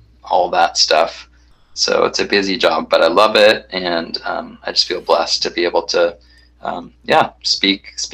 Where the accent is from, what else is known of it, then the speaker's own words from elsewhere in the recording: Kansas City, United States; moved away as an adult; also born or lived in Tulsa, Oklahoma / Wheaton, Illinois; now in Santa Ana, United States; I grew up in the Midwest, so I was born in Tulsa and then grew up kind of in Kansas City